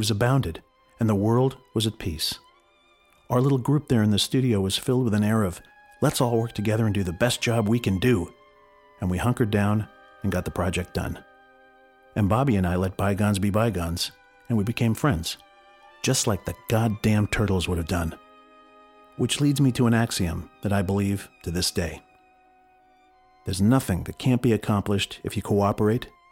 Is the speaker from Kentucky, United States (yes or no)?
no; Los Angeles, California, United States; I grew up in the San Fernando Valley